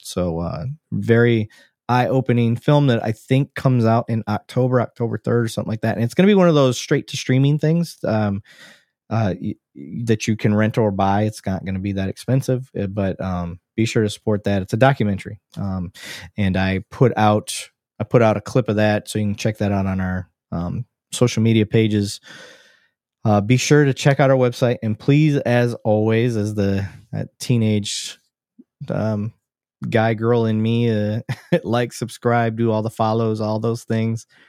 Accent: Flint, Michigan, United States; now in Texas, United States; we grew up around Flint, um, Mount Morris area.

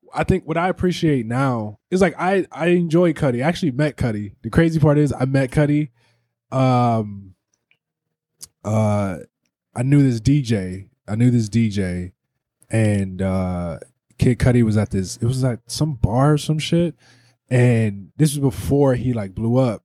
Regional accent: East Cleveland, Ohio, United States; I grew up in East Cleveland

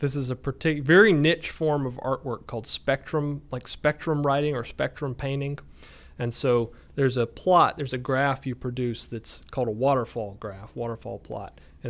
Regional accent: Auburn, Alabama, United States; So I'm from Auburn, born and bred.

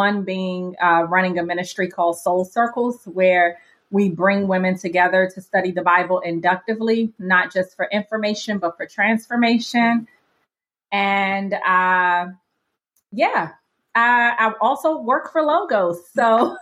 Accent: Washington, District of Columbia, United States; But I grew up in Washington, D.C., didn't grow up in a Christian home.

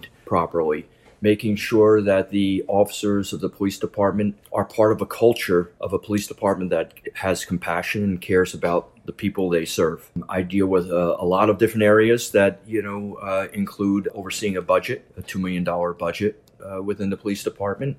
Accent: Bloomingdale, United States; when I grew up in Bloomingdale

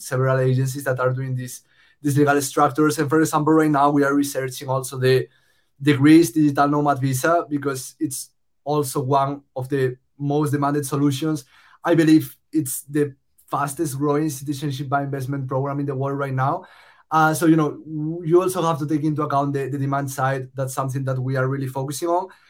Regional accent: Spain; moved away as an adult; also born or lived in Los Angeles, United States; I moved from Spain, uh, where I'm originally from, uh, to the US to study at USC

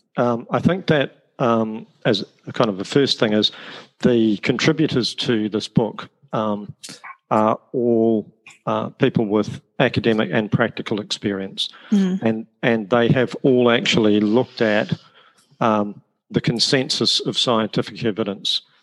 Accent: New Zealand; accent: New Zealand; moved away as an adult; also born or lived in Wales / Australia; now in United Kingdom; The accent is from New Zealand. Uh, my parents are both Irish. I was born in Wales. Uh, I grew up in New Zealand, having travelled there via Australia.

